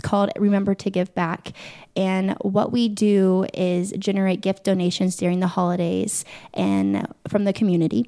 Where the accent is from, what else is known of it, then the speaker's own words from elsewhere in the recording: Muncie, Indiana, United States; I grew up in Muncie, Indiana, of course, home of Ball